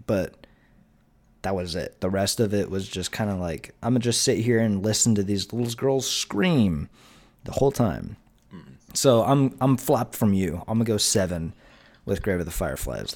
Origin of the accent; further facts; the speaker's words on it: United States; we're American